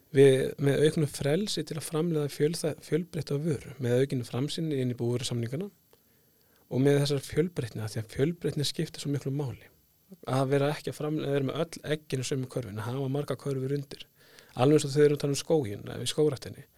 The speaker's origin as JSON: {"language": "Icelandic", "area": "Skagafjörður", "region": "Northwestern Region", "country": "Iceland", "tie": "born or raised there", "moved": "yes", "lives_now": "Selfoss, Iceland", "said": "ég fættur upp á landbáðastöðum í Skagafjörði"}